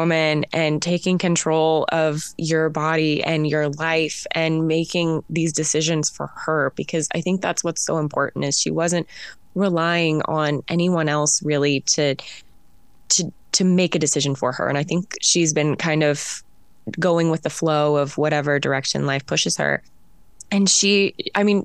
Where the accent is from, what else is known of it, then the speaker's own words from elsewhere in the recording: United States; does this make sense to you as an American?